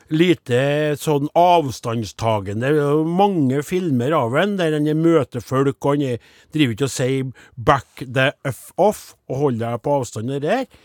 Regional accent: Sweden; Norwegian is a second language; Jeg er svensk, men jeg henger ikke helt med her.

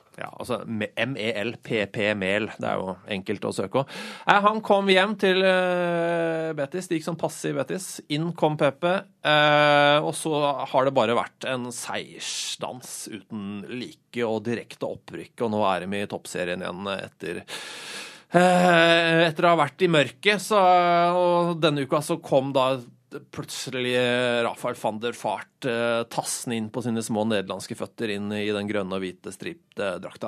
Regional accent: Oslo, Norway; Jeg er oppvokst på Oslo øst

